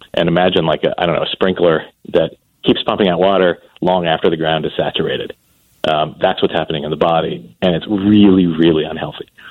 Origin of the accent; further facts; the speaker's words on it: Columbus, Ohio, United States; my hometown, which is Columbus, Ohio